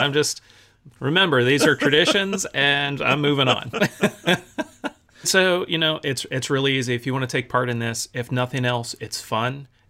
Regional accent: Germany; You know, growing up in Germany, one of the things that we adopted while we were there, it's kind of funny and weird to, you know, to North American folks

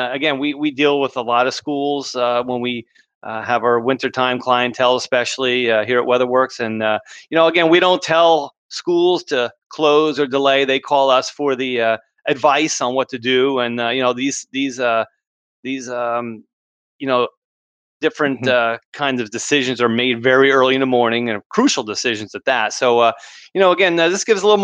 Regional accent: Edison, New Jersey, United States; I grew up in New Jersey too

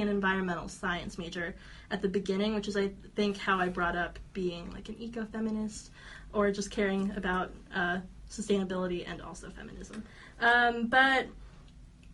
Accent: Las Vegas, Nevada, United States; I'm born and raised in Las Vegas.

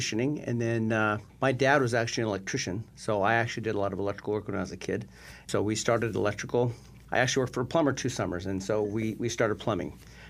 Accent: Alaska, United States; now in Phoenix, United States; Well, I grew up in Alaska. I think when I was 13, I realized I wanted to be a contractor

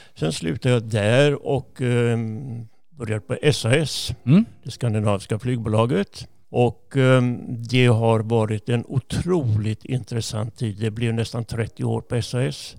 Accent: Jönköping, Jönköping County, Sweden; moved away as an adult; also born or lived in Gothenburg; Jag är född i Jönköping

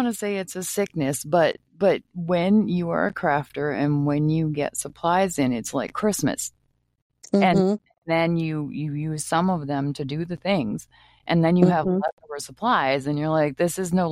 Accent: Maine, United States; now in Minnesota, United States; I grew up in Maine

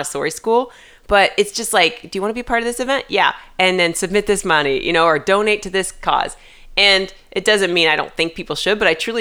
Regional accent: Indianapolis, Indiana, United States; I'm from Indianapolis

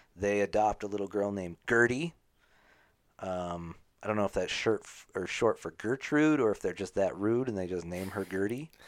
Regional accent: United States; I'm not British. I'm American

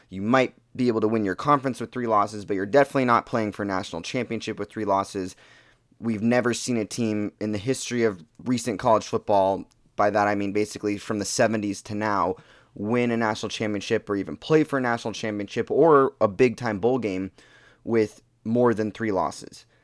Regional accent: Portland, Oregon, United States; So, I grew up in Portland, Oregon. That's where I've lived my entire life.

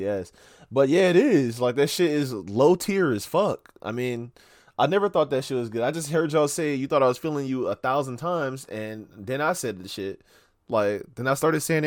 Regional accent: Florida, United States; I'm from Florida

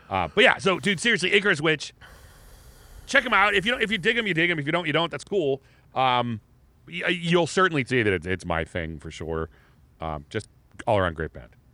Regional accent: Erie, Pennsylvania, United States; we're from Erie

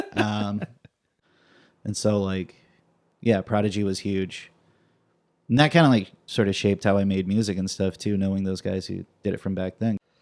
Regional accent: Fresno, California, United States; I grew up in Fresno

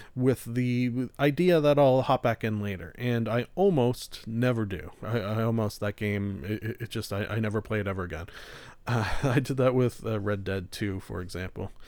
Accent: Canada; being a Canadian

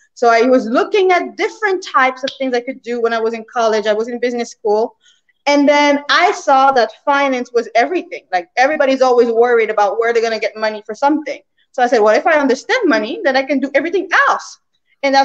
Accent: Canada; moved away as an adult; also born or lived in New York / Caribbean; I'm from Canada, but then I moved to New York to get into the financial mega place of New York

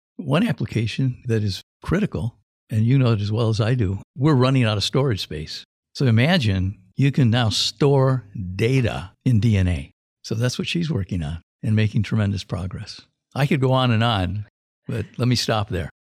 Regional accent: Silicon Valley, California, United States; I grew up in the Valley

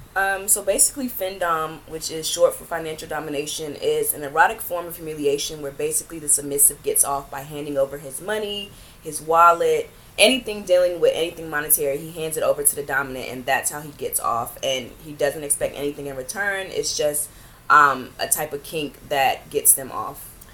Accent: Greenville, North Carolina, United States; moved away as an adult; also born or lived in Raleigh, North Carolina; now in New York, United States; I am originally from North Carolina, um, a small town called Greenville.

